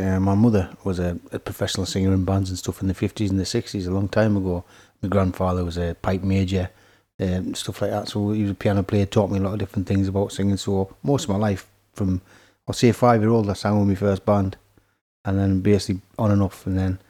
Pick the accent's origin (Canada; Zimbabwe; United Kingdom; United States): United Kingdom; Scotland; now in Horden, United Kingdom; I lived in Horden 30 years now. Moved up from Scotland in the early 70s